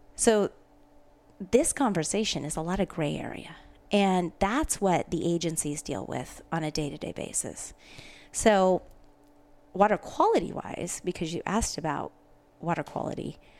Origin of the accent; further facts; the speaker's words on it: Pacific Northwest, United States; also born or lived in Spokane, Washington; I was raised in the Pacific Northwest